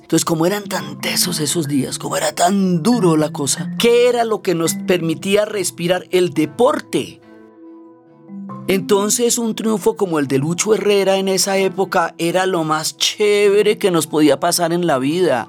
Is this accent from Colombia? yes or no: yes; Colombia; como los colombianos vemos la vida